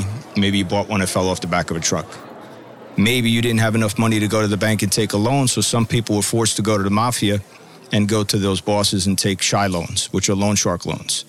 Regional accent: Bayonne, New Jersey, United States; I grew up in a city called Bayonne, New Jersey, just outside of Manhattan. Both my grandfather and my father were law enforcement

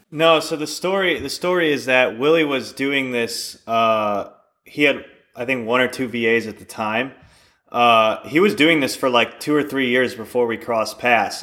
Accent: Chicago, Illinois, United States; moved away as an adult; we actually both grew up in, uh, Chicago.

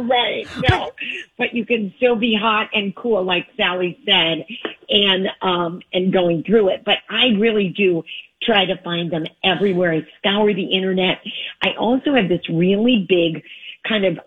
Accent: Michigan, United States; now in Los Angeles, United States; I'm a Midwestern girl. I'm from Michigan.

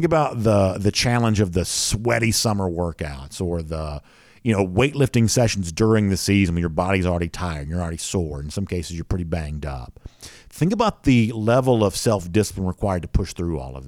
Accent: Hall County, Georgia, United States; I grew up in Hall County

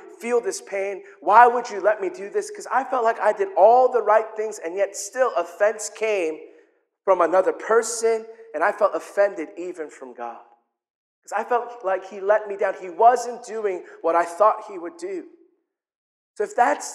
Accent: South Korea; I'm from Korea.

